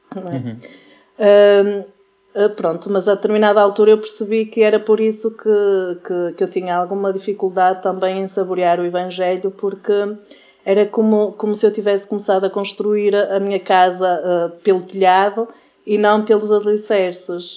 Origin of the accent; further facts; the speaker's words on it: Portugal; eu sou de Massiminos